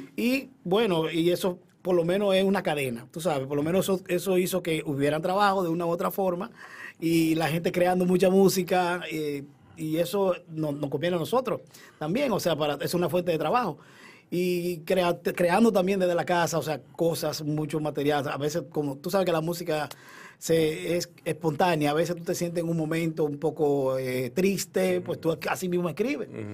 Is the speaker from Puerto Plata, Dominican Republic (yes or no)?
yes; Puerto Plata, Dominican Republic; also born or lived in Nagua; Yo nací en Nagua, pero a los 10 años me fui a Puerto Plata.